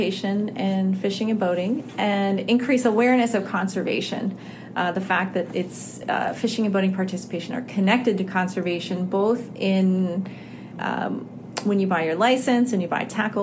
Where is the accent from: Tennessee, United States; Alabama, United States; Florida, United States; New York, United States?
Florida, United States; Florida Keys, United States; So I grew up in the Florida Keys, and my dad is a fishing guide.